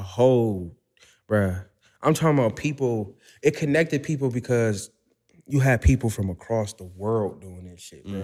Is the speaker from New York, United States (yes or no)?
yes; Buffalo, New York, United States; I'm from Northumberland, East Ferry